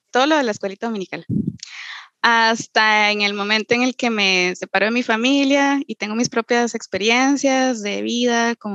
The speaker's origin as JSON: {"language": "Spanish", "country": "Costa Rica", "said": "bueno, soy, soy tica y soy de ascendencia peruana, quechua."}